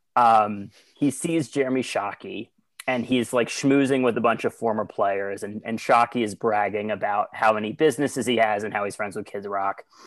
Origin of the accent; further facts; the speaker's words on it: Washington, District of Columbia, United States; I'm actually from DC originally, uh, born and raised throughout my entire childhood